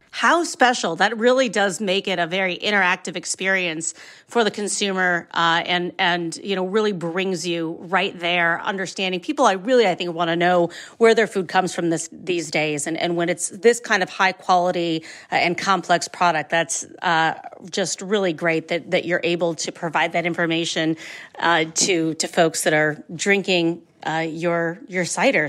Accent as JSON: {"language": "English", "region": "Ohio", "country": "United States", "said": "I'm from Ohio. I love me, I love my, my home state"}